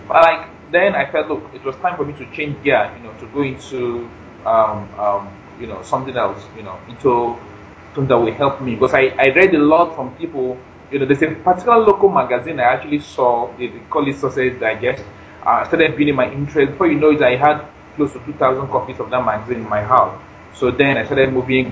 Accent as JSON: {"language": "English", "country": "Nigeria", "moved": "as an adult", "lives_now": "United States", "said": "I'm in Nigerian, but I stay in the U.S."}